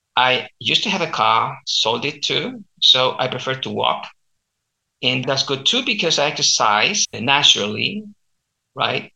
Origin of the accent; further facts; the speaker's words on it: Chile; accent: Chilean; first language Spanish; English is a second language; I teach standard Spanish with my local Chilean accent, and uh, I also teach Chilean culture if you're interested in learning about my country